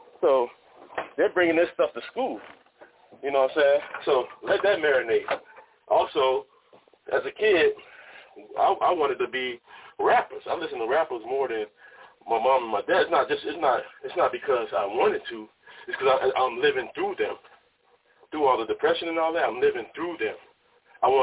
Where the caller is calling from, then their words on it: Oakland, California, United States; also born or lived in Miami, Florida; I'm calling from Oakland, California, by way of Miami.